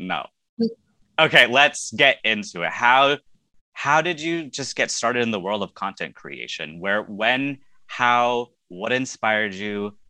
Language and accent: English; California, United States; I am also from California